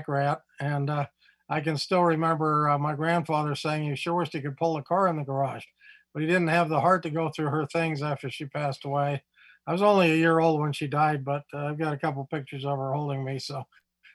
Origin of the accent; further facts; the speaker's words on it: Provo, Utah, United States; I grew up in Provo, Utah, and grew up with the community